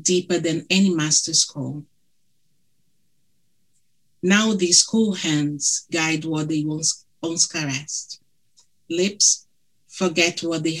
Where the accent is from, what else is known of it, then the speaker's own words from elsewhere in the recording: Brazil; accent: thick; English is a second language; moved away; Apologies for my thick accent. My husband, he's British. My daughter, she's British Brazilian